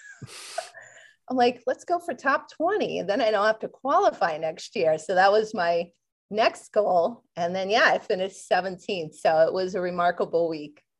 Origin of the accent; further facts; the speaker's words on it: Connecticut, United States; moved away; where I grew up in Connecticut